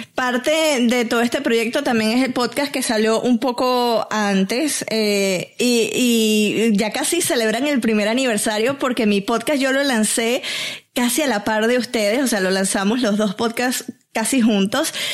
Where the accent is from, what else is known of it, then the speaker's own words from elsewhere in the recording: Venezuela; mi tierra